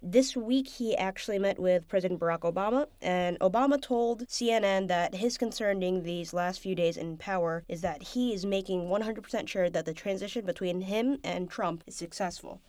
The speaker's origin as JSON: {"language": "English", "region": "Pennsylvania", "country": "United States", "tie": "born or raised there", "said": "my home state of Pennsylvania"}